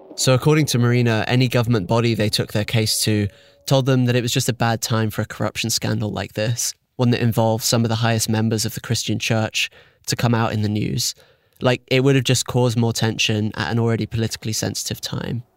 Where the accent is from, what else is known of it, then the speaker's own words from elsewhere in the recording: United Kingdom; I'm British